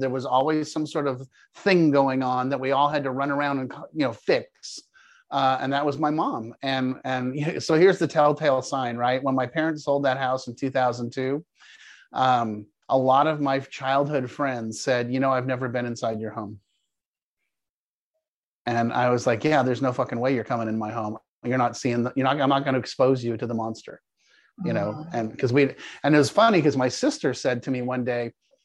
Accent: Palo Alto, California, United States; moved away as an adult; also born or lived in Denver, Colorado; now in Jacksonville, United States; I grew up in Palo Alto, California. I was born at Stanford University. You're actually speaking to a fourth generation California native.

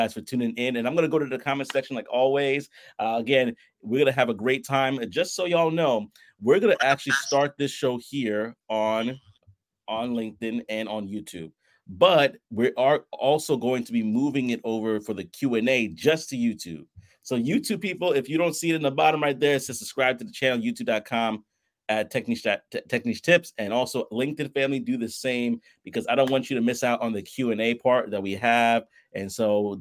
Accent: New York City, New York, United States; we have Brooklyn as our roots

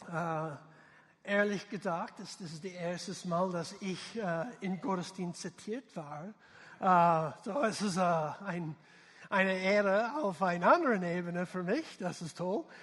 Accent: United States; German is a second language; man merkt, ich bin äh, Amerikaner, nicht ein deutschsprachiger äh, Kerl.

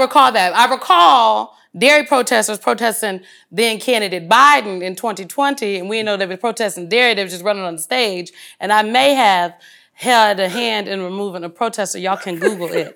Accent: Omaha, Nebraska, United States; I'm from North Omaha.

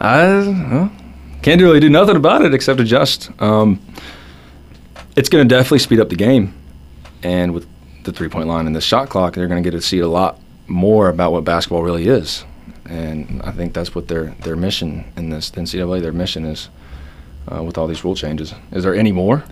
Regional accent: Atlanta, Georgia, United States; I'm from Georgia, Atlanta

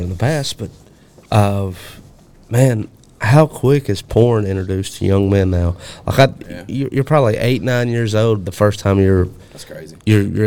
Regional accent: Alabama, United States; I'm from Alabama. I grew up in Alabama

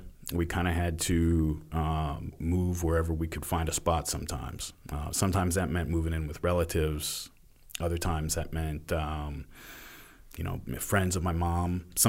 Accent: Stockton, California, United States; born there; I came from all over. I was born in Stockton, California.

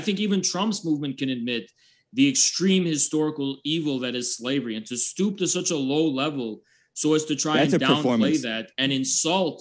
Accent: United States; I am an American. I was born in this country.

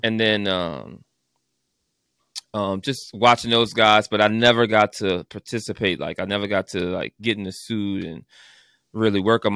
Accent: New Orleans, Louisiana, United States; I'm from New Orleans, actually.

